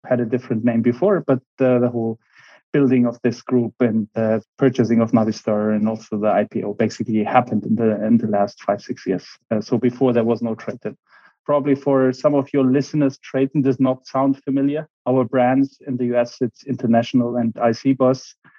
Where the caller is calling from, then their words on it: Berlin, Germany; I'm joining you from wonderful Berlin, a nice autumn evening, and be flying to Munich tomorrow. So from Berlin today.